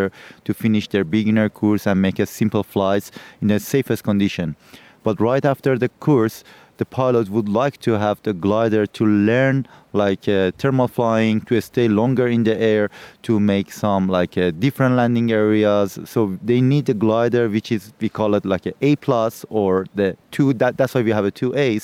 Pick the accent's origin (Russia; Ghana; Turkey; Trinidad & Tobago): Turkey; I'm from Turkey